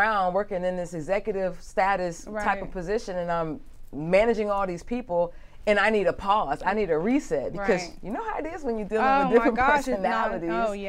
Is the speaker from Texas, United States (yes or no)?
yes; Port Arthur, Texas, United States; I grew up in Port Arthur, Texas.